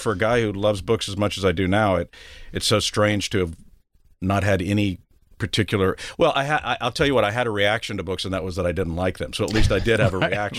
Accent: San Antonio, Texas, United States; I was born in West Texas, as it turns out.

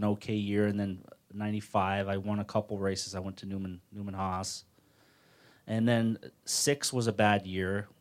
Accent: Toronto, Ontario, Canada; in my home, coming into my hometown

